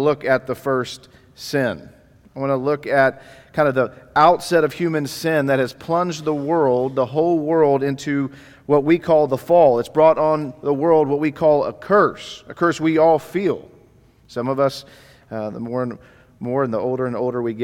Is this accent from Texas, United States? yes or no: yes; Dallas, Texas, United States; moved away; I'm actually from the Dallas area, so I grew up here in Dallas. Was born in Baylor Hospital in downtown Dallas